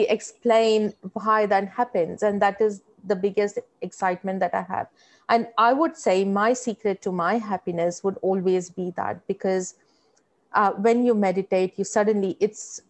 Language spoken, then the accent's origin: English; India; moved away as an adult; now in Australia; When I was in India, I grew up in fairly modest household